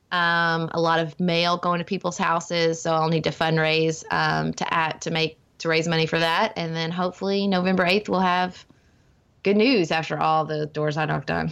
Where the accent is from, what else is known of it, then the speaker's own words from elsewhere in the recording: Paducah, Kentucky, United States; my hometown of Paducah where I'm raising my family